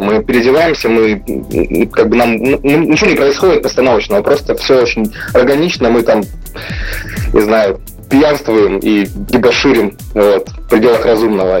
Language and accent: Russian; Ukraine; мы группа …, а, мы из Украины